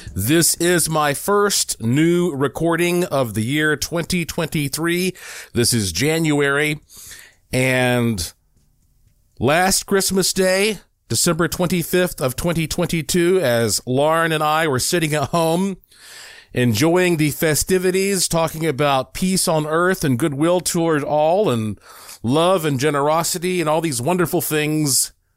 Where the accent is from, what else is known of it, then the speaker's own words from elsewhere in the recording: Asheville, North Carolina, United States; I am from Asheville, North Carolina. That's where I was born and raised.